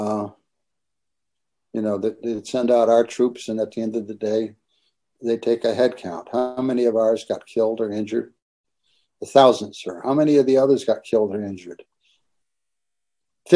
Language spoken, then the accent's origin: English; Connecticut, United States; moved away; also born or lived in Santa Barbara; I was born and raised in Connecticut.